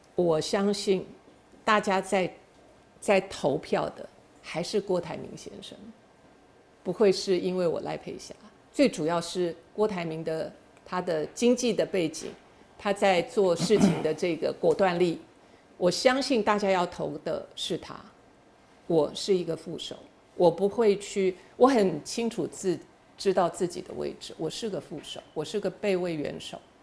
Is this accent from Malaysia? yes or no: no; Taiwan; 我生在台湾，长在台湾，心在台湾